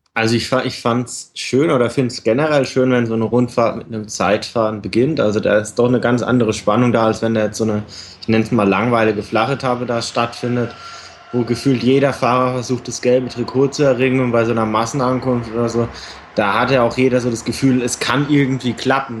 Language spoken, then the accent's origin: German; Germany; Als Deutscher